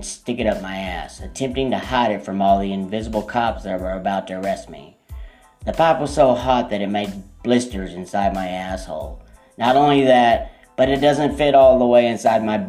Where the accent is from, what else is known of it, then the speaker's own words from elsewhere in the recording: Texas, United States; also born or lived in Atlanta, Georgia; I'm from Texas